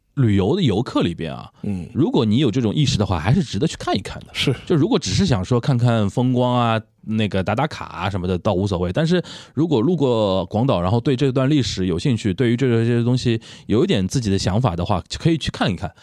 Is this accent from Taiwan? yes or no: no; China; 作为中国人，我们说作为中国人情绪是蛮复杂的